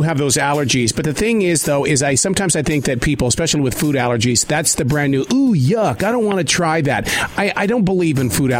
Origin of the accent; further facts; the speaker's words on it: Montana, United States; I grew up in Montana.